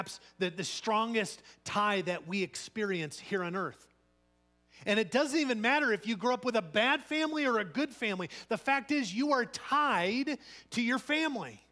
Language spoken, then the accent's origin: English; Chicago, Illinois, United States; moved away; where I'm from, Chicago